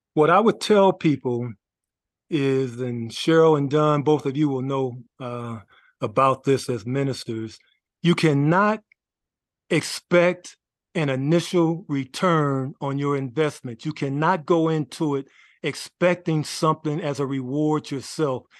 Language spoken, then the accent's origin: English; Los Angeles, California, United States; I grew up in Los Angeles, California, went to Washington High School